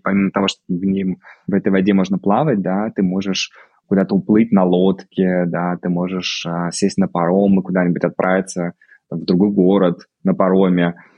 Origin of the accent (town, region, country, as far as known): Russia; moved away as an adult; also born or lived in Moscow, Russia; now in Vigo, Spain